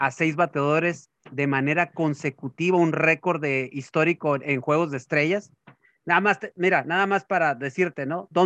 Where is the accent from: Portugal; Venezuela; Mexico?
Mexico; Y que eso nos demuestra nosotros como mexicanos que a pesar de las vicisitudes también podemos salir del fango